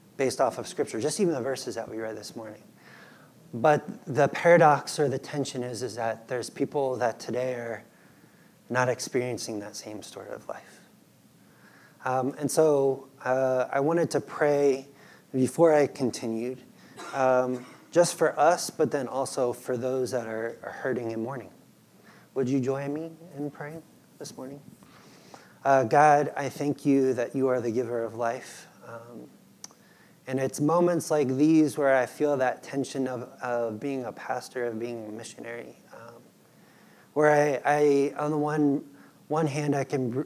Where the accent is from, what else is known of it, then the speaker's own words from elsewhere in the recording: United States; moved away as an adult; also born or lived in Peru; I would be a missionary in my own country